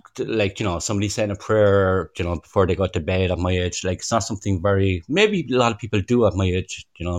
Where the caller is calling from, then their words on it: Cork, Munster, Ireland; I'm calling from Ireland as well. I'm in Cork in South Ireland.